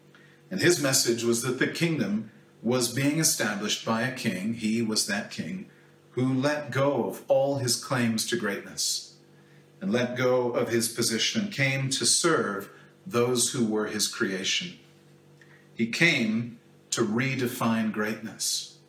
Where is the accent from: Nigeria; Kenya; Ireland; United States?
Kenya; I grew up in Kenya in a family with seven children.